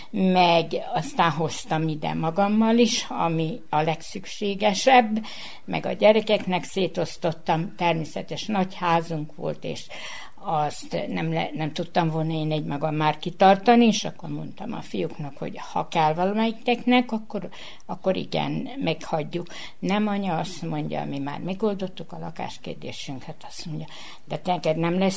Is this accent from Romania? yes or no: no; Subotica, Vojvodina, Serbia; egy Szabadkáról jöttem, most pedig a Batyánium ott, idősek otthonának a lakója vagyok, másfél éve.